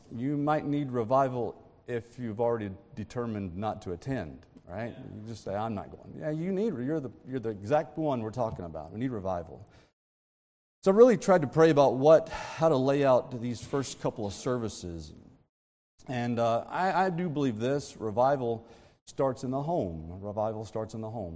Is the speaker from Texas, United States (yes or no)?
yes; Texas, United States; I'm from Texas